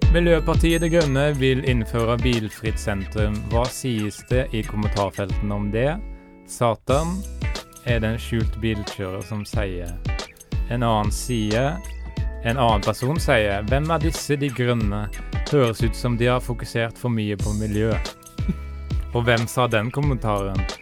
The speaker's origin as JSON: {"language": "Norwegian", "town": "Haugesund", "region": "Rogaland", "country": "Norway", "said": "jeg er fra Haugesund og er 28 år"}